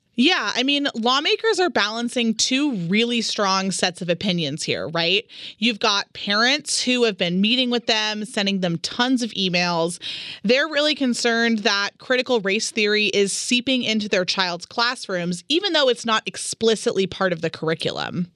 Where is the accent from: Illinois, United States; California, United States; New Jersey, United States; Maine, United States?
California, United States; now in Utah, United States; as a Californian